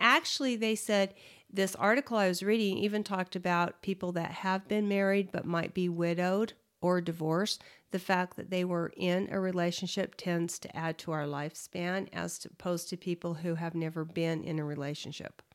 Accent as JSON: {"language": "English", "region": "Utah", "country": "United States", "tie": "born or raised there", "said": "growing up in Utah"}